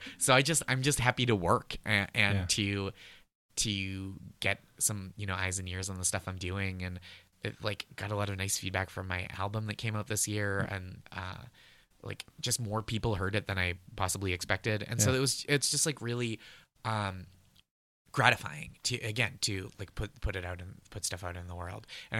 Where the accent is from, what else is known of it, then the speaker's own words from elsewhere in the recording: Massachusetts, United States; I'm from the North Shore of Massachusetts, where there's a town spelled the same as Peabody but pronounced Peabody.